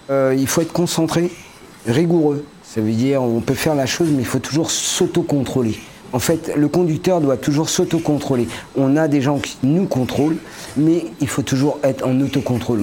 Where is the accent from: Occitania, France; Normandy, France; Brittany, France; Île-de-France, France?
Île-de-France, France; Paris region; moved away as an adult; now in Morbihan, France; je suis de la région parisienne à la base et je suis arrivé dans la région du Morbihan